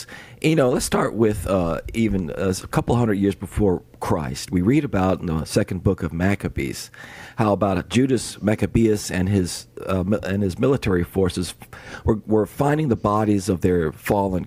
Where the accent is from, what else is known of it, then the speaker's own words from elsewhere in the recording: New York, United States; growing up in New York where it was snowy.